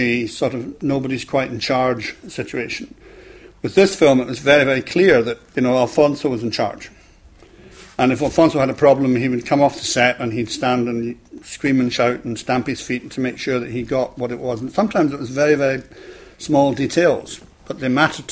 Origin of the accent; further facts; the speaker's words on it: Scotland, United Kingdom; moved away as an adult; also born or lived in London; I came down from Scotland